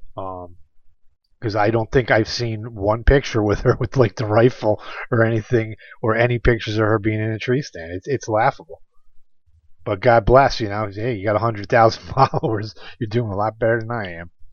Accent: New York, United States; my home state of New York

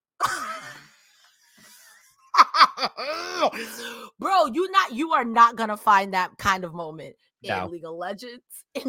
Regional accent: New York, United States; Growing up in New York, there's tons of tournaments.

